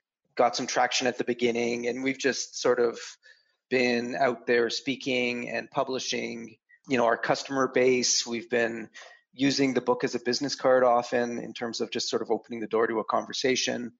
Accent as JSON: {"language": "English", "country": "Canada", "said": "I'm a Canadian"}